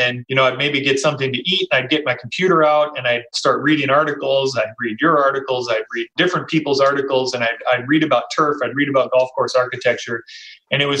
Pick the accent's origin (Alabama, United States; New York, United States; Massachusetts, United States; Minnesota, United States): Minnesota, United States; I grew up in Minnesota too, much smaller town outside of a metro area